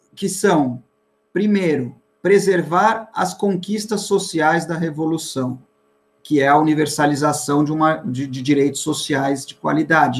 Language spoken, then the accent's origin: Portuguese; Bahia, Brazil; now in São Paulo, Brazil; sempre com o sangue baiano nas veias